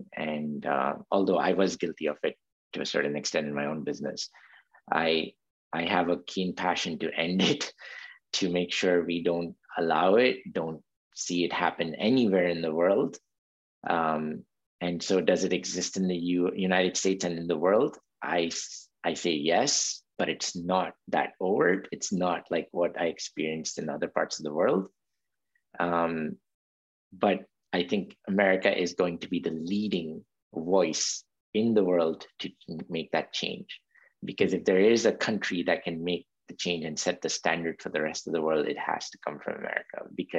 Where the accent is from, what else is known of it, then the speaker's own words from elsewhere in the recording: India; also born or lived in Saudi Arabia; So for example, living in Saudi Arabia as an Indian, as a child of an Indian immigrant worker, it was a very different environment.